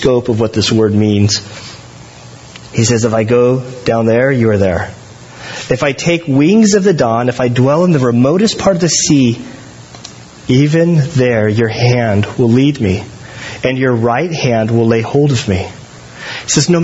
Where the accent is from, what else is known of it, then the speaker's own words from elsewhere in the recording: United States; I'm an American